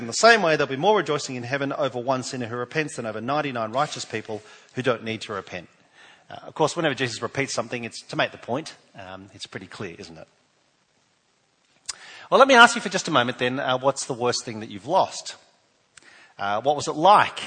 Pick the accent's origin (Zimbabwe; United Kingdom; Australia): Australia; New South Wales; now in South Australia, Australia; I'm from New South Wales